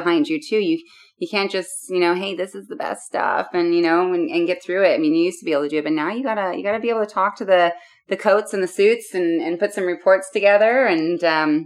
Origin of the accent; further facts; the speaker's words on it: Seattle, Washington, United States; I grew up in Seattle, Washington